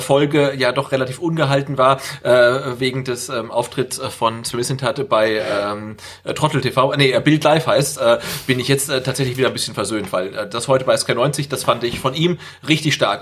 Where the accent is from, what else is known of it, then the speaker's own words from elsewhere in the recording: Bad Salzuflen, North Rhine-Westphalia, Germany; Das ist meine Geburtsstadt, also hör mal auf damit Bad Salzuflen